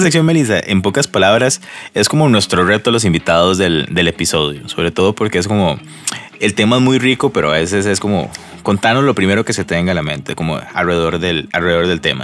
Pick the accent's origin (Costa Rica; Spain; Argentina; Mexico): Costa Rica; nosotros como costarricenses